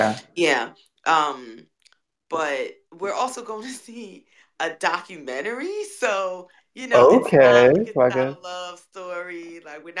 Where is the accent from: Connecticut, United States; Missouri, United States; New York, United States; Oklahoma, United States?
New York, United States; New York City; I grew up in New York City.